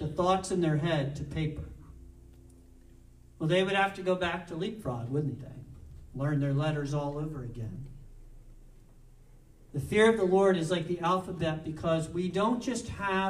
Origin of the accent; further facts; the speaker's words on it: New Jersey, United States; I'm from New Jersey